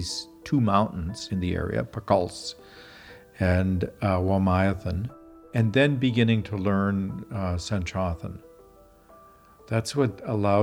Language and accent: English; Regina, Saskatchewan, Canada; moved away as an adult; also born or lived in Africa / United States / China; I grew up in Regina, Saskatchewan